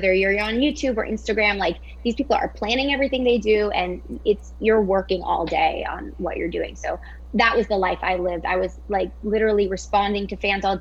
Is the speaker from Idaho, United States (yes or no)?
no; Orlando, Florida, United States; I grew up in Orlando